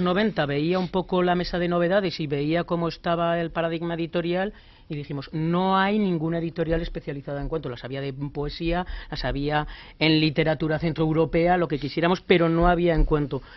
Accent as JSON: {"language": "Spanish", "town": "Zaragoza", "region": "Aragon", "country": "Spain", "moved": "as an adult", "lives_now": "Madrid, Spain", "said": "Madrid soy, zaragozano"}